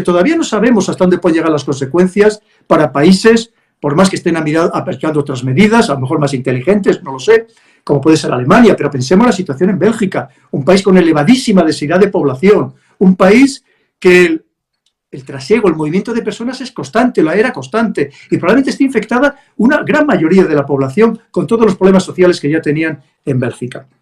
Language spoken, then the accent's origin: Spanish; Spain; somos los españoles